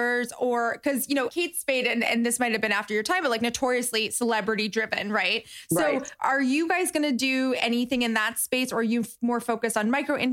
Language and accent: English; West Palm Beach, Florida, United States; I'm actually from Florida. So I grew up, I went to high school like in West Palm Beach